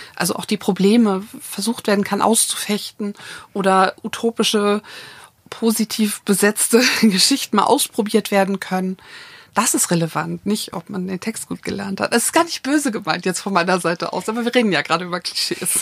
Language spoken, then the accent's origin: German; Hamburg, Germany; moved away; also born or lived in Berlin; ich bin in Hamburg geboren und aufgewachsen